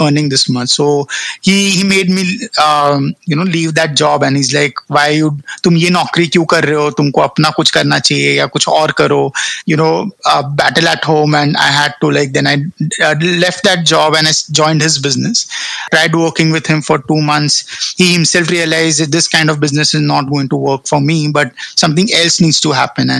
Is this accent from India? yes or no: yes; North India, India; Baniyas are I mean, we are from North India